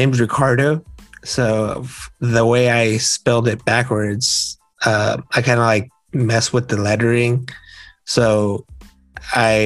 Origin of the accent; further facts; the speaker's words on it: Southern California, United States; I'm from Southern California